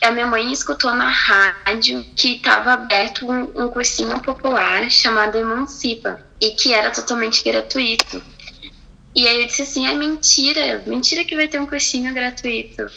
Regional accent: Porto Alegre, Rio Grande do Sul, Brazil; Eu nasci aqui em Porto Alegre

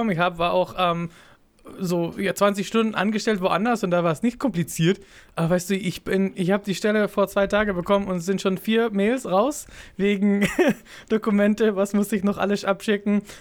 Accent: Israel; German is a second language; ich, ich, bin kein Deutscher, ne? Und für mich ist es so, ich, ich fühle das auf die israelische Art und Weise.

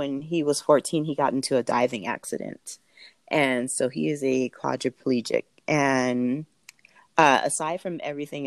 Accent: Southern California, United States; moved away as an adult; now in Denver, United States; I was born in Southern California

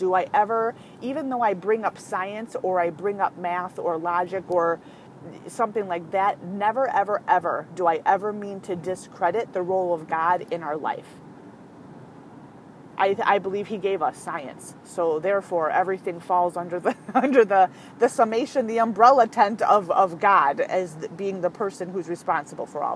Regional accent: California, United States; I was actually born in California. I'm adopted from birth, but I was born in California

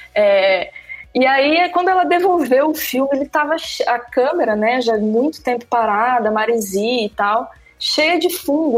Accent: Santa Catarina, Brazil; moved away as an adult; also born or lived in Balneário Camboriú / Mato Grosso; now in Recife, Brazil; eu morava em Balneário Camboriú, sou catarinense, hoje eu moro em Recife

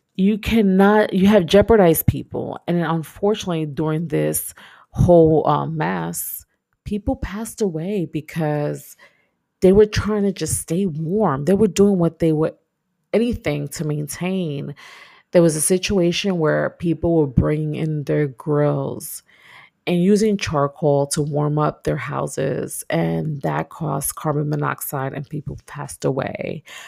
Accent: New York, United States; moved away as an adult; now in Texas, United States; I'm from New York, so it gets cold.

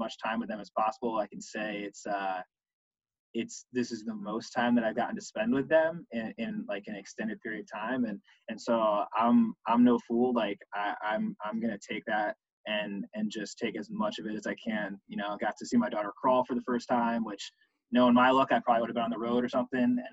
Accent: Connecticut, United States; I'm originally from Connecticut

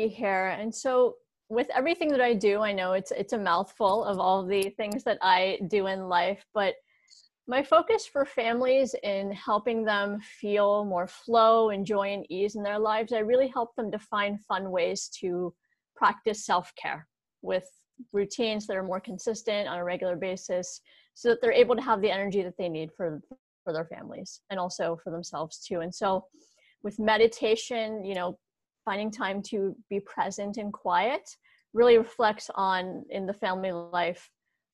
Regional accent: Morgantown, West Virginia, United States; moved away as an adult; also born or lived in Pittsburgh; here in my hometown of Morgantown, West Virginia

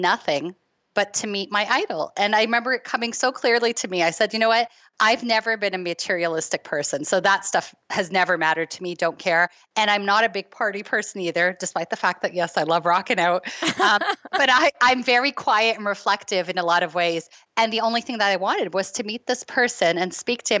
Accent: Toronto, Ontario, Canada; I'm from Toronto

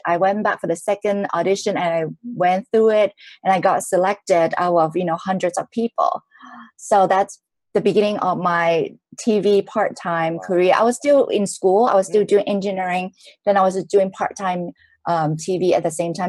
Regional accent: Hong Kong; I was born in Hong Kong from a middle class family.

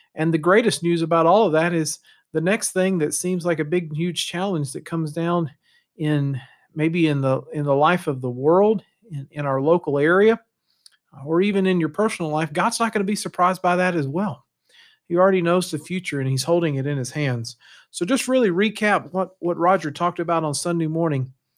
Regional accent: United States; moved away as an adult; also born or lived in Canada; our identity as an American

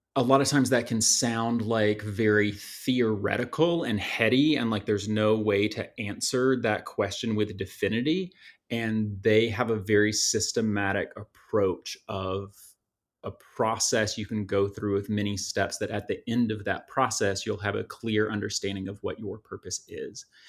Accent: just outside Atlanta, Georgia, United States; I was born and raised just outside Atlanta

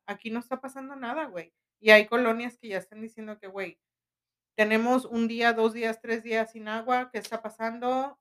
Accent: Linares, Nuevo León, Mexico; de mi pueblo

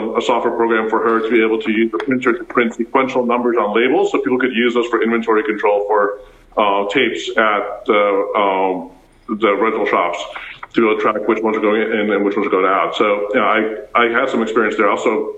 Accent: Pretoria, Gauteng, South Africa; English is a second language; I didn't speak English at all. I went to Afrikaans school. I went to school barefoot, for example, in South Africa. And I was born in Pretoria.

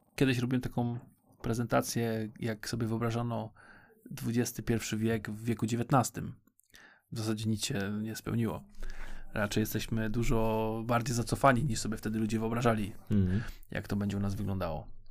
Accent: Poznań, Greater Poland, Poland; Jesteśmy z Poznania

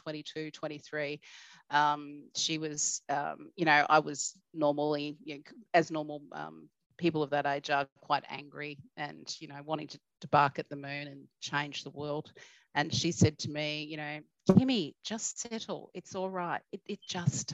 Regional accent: Cherbourg, Queensland, Australia; I grew up in Cherbourg

